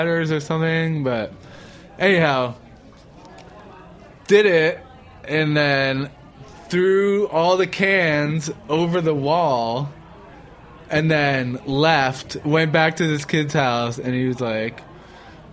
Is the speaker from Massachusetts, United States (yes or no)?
yes; Boston, Massachusetts, United States; I grew up in Boston.